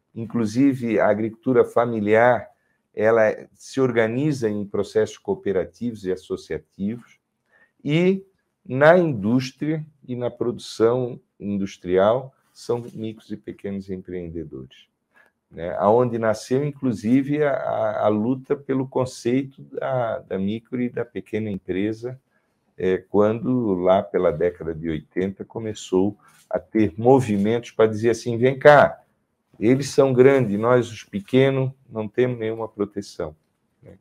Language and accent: Portuguese; Santa Catarina, Brazil; eu, como catarinense